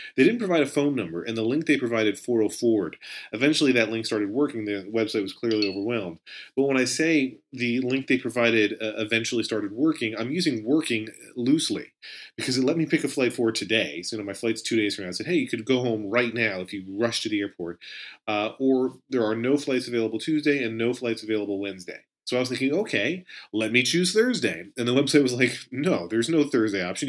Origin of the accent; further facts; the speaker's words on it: Pennsylvania, United States; also born or lived in Israel; now in New Jersey, United States; a hometown in Pennsylvania where it was initially my home, where I was born and reared